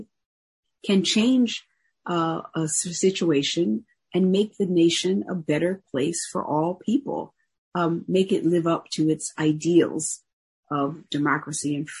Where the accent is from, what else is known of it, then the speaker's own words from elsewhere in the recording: Philadelphia, Pennsylvania, United States; moved away as an adult; now in New York, United States; I'm originally from Philadelphia, but I currently live in New York and teach at Columbia University